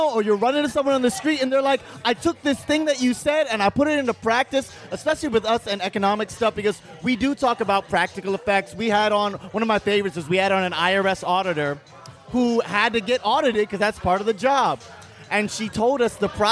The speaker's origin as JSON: {"language": "English", "region": "St. Croix", "country": "U.S. Virgin Islands", "tie": "born or raised there", "moved": "as an adult", "said": "I grew up in St. Croix in the U.S. Virgin Islands"}